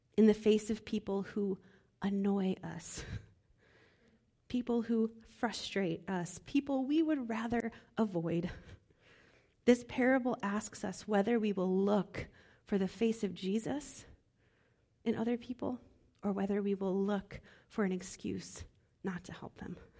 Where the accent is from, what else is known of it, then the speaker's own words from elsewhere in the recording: Midwest, United States; moved away; I'm from the Midwest